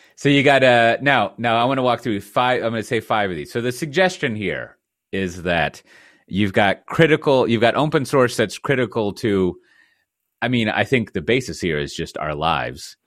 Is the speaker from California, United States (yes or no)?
no; Texas, United States; now in Netherlands; as a Texan